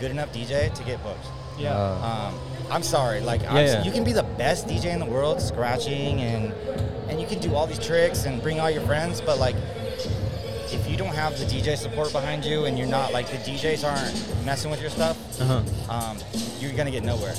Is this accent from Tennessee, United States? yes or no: no; San Diego, California, United States; I'm from San Diego